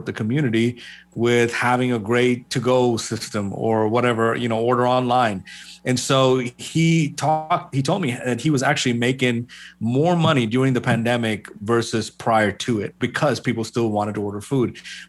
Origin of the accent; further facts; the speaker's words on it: Kerala, India; moved away as an adult; also born or lived in Middle East; I am originally from India, from Kerala. Was born and raised in the Middle East for most of my life and then moved here in 2004.